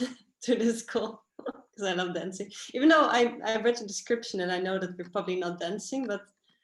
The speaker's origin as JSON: {"language": "English", "country": "Netherlands", "moved": "yes", "lives_now": "Barcelona, Spain", "said": "I'm from the Netherlands."}